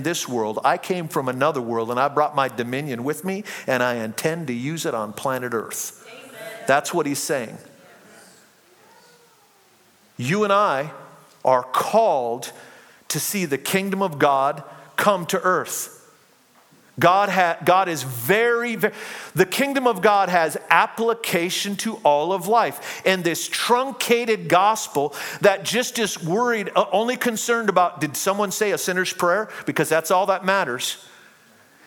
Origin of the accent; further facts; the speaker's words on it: United States; I am a citizen of heaven before I'm a citizen of the United States